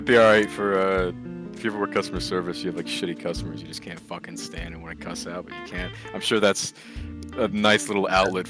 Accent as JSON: {"language": "English", "region": "East Coast", "country": "United States", "tie": "born or raised there", "said": "I've never left the East Coast."}